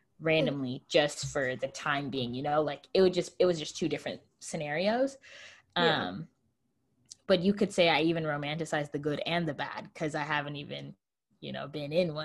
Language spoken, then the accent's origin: English; United States